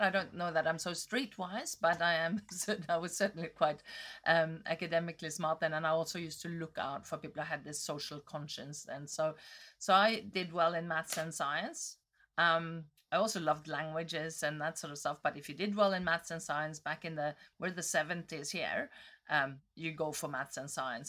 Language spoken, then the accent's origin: English; Northern Norway, Norway; moved away; I grew up in Norway. I was born in the, v, near the Arctic Circle